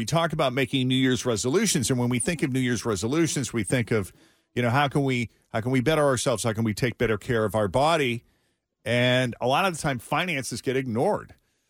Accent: New England, United States; also born or lived in Florida; I missed those white Christmases that I was used to growing up in New England.

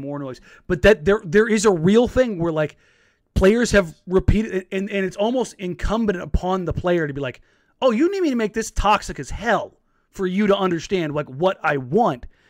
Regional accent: Los Angeles, California, United States; moved away; I'm from L

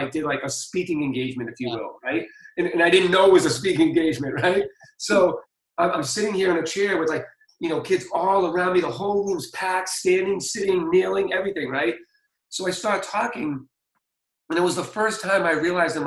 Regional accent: Boston, Massachusetts, United States; I'm from Boston

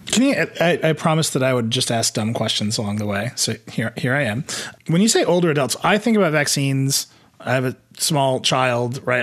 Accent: Midwest, United States; I'm from the Midwest

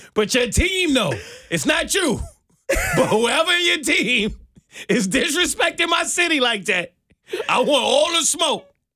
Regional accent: New York City, New York, United States; moved away as an adult; now in Atlanta, United States; I'm from New York

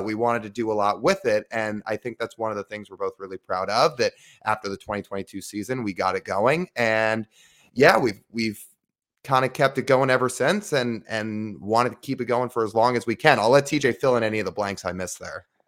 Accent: Kirkland, Washington, United States; also born or lived in Arizona; I grew up in Kirkland

